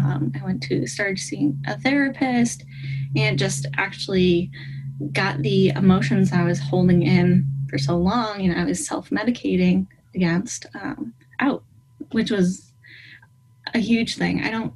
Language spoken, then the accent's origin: English; East Coast, United States; because I'm from the East Coast at sea level and Denver's Mile High City, right?